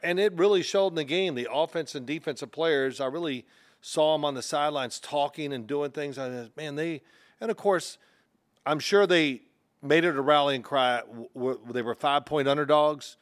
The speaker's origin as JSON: {"language": "English", "town": "Louisville", "region": "Kentucky", "country": "United States", "said": "I'm from Louisville"}